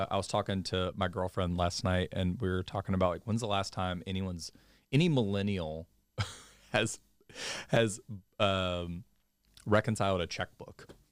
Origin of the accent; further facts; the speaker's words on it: Mobile, Alabama, United States; moved away as an adult; I'm originally from Mobile, Alabama